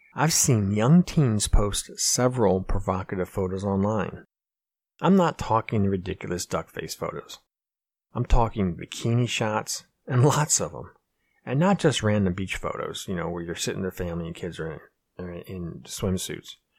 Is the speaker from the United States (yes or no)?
yes; Pennsylvania, United States; we grew up in this small, same small, know nothing town in Pennsylvania